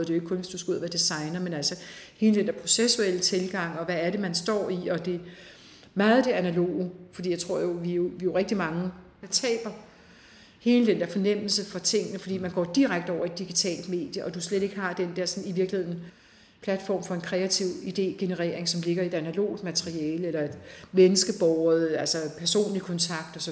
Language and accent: Danish; Denmark; Vi har alle sammen som danskere